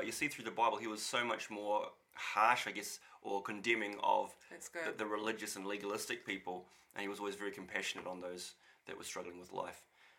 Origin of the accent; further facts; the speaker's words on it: Auckland, New Zealand; now in Whangarei, New Zealand; Growing up in Auckland and being a kid in the 80s was pretty awesome.